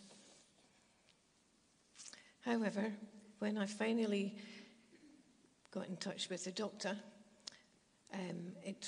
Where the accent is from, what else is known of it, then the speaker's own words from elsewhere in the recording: Glasgow, Scotland, United Kingdom; moved away; also born or lived in Kenilworth; I'm originally from Glasgow